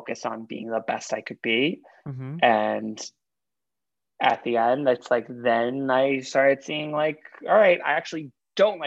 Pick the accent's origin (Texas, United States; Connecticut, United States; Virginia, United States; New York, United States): New York, United States; New York City; also born or lived in Long Island; I grew up in Queens up until high school, pretty much, and then like bar mitzvah season. And then for bar mitzvah season, we moved out to Long Island